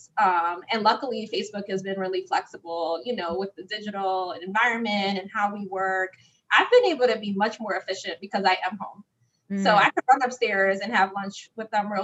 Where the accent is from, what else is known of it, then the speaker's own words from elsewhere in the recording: New York City, New York, United States; where I came from the Bronx